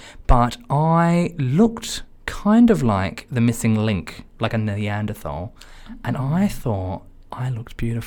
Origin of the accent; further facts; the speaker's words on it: Australia; now in London, United Kingdom; I'm Australian